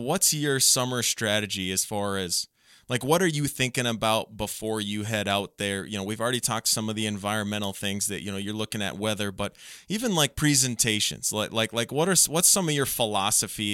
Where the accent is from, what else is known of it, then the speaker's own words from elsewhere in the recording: Otter Tail County, Minnesota, United States; moved away; I grew up and I still like to go back and fish where I grew up in Otter Tail County, Minnesota.